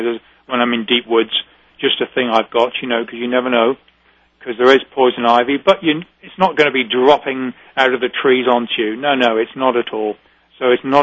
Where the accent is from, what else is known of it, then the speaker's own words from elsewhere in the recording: United Kingdom; now in New England, United States; We're very British